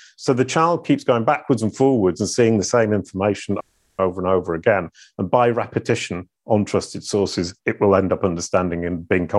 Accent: Denton, Yorkshire and the Humber, United Kingdom; born there; I was born in 1966 in Denton in North Yorkshire and hung out with cows and sheep

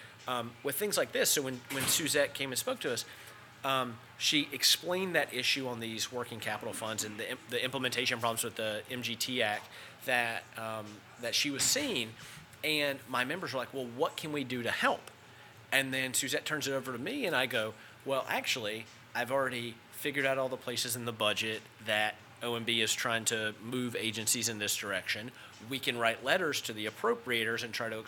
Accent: Yadkin County, North Carolina, United States; I come from Yadkin County, North Carolina

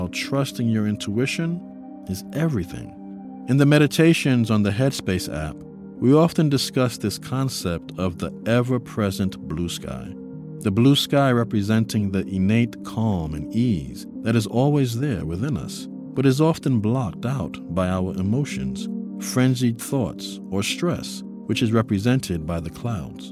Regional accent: New York City, New York, United States; I grew up in New York City. It was a huge part of the foundation of my upbringing. I lived in the Bronx

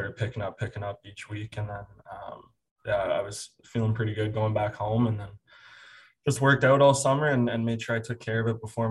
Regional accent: Aurora, Ontario, Canada; Aurora, Ontario, my hometown

